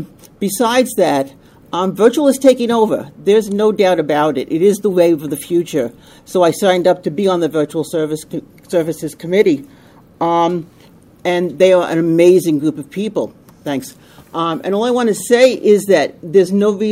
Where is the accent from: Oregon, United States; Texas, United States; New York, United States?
New York, United States; Long Island; also born or lived in Suffolk County, New York; I come from Long Island. We moved further out on Long Island into Suffolk County